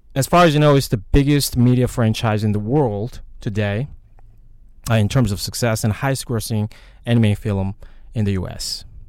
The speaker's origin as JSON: {"language": "English", "country": "South Korea", "tie": "born or raised there", "moved": "yes", "said": "When I grew up in Korea"}